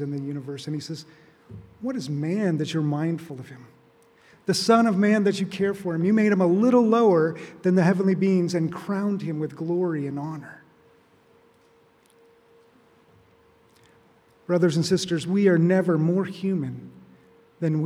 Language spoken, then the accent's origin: English; Arizona, United States; moved away; I grew up in Arizona